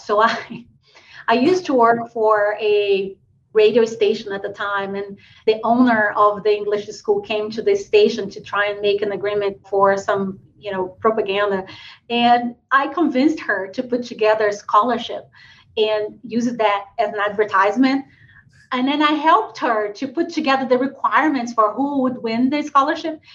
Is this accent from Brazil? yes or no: yes; Brazil; born or raised there; English is a second language; moved away